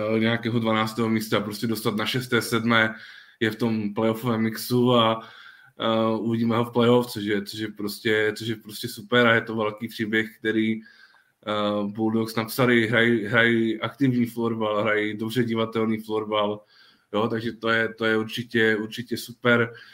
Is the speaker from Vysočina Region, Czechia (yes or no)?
no; Ostrava region, Moravian-Silesian Region, Czechia; u nás na Ostravsku